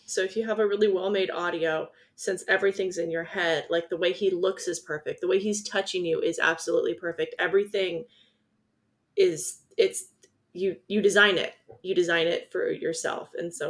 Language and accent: English; California, United States; also born or lived in Iowa; I'm from Southern California.